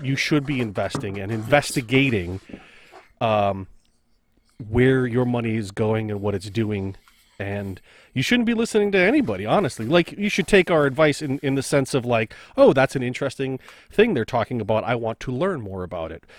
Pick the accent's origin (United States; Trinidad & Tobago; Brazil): United States; as an American